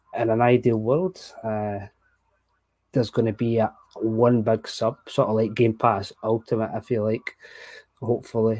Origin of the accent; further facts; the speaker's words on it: Scotland, United Kingdom; I'm a Scotsman